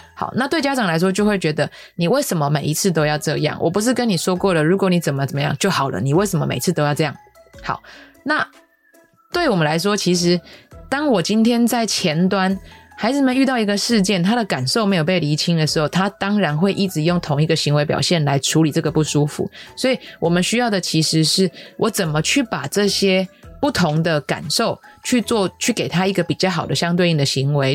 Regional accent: Taichung, Taiwan; also born or lived in United States / Taipei; 因为我是台中人

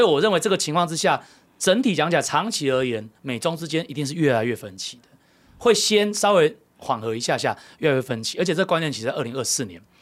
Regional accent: Taiwan; 那我们台湾人， 我们是自己的人呢

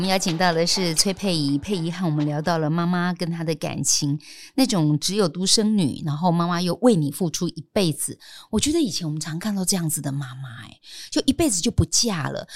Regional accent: Keelung, Taiwan; 我国中那一年嗯住基隆，然后那时候是租房子，在嗯海事专科学校对面

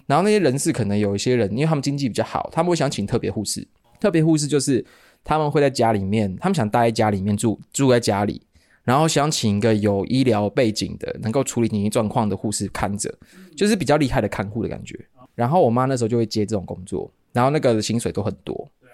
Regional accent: Kaohsiung, Taiwan; also born or lived in Taipei; 我台北出生好像两个礼拜还两，还是一个月我就被接到高雄

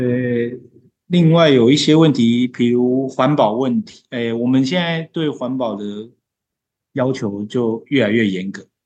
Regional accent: Taiwan; 我们台湾人

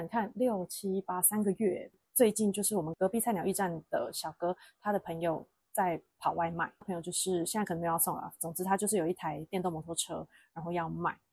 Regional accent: Taiwan; moved away as an adult; now in Chengdu, China; 我们台湾人就习惯这样子嘛

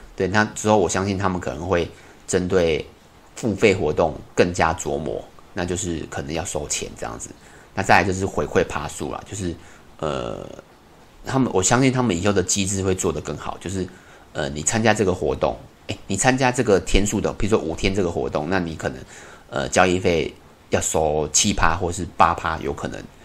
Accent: Taiwan; 以我们台湾人

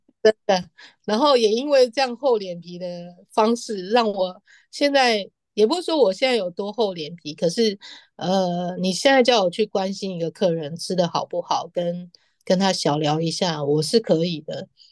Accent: Taiwan; moved away as an adult; now in Paris, France; 我告诉他我六月底要回台湾

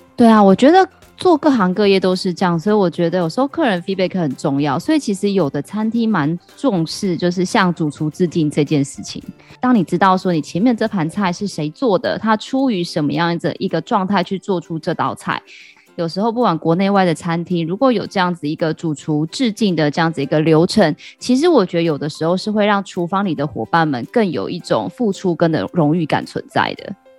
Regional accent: Taiwan; 很适合我们台湾人的口味

